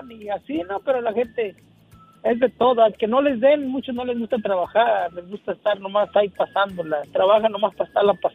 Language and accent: Spanish; Ciudad Guzmán, Jalisco, Mexico; Yo soy de Ciudad Guzmán, Jalisco, un ladito de Guadalajara.